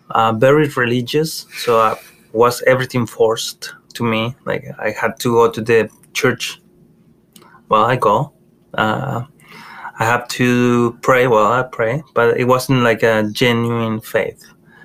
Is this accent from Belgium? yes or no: no; Monterrey, Nuevo León, Mexico; moved away as an adult; now in United States; I grew up in Mexico, as you know, mm-hmm. in Monterrey, Mexico. Mm. I grew up with my grandparents, and my mom was there as well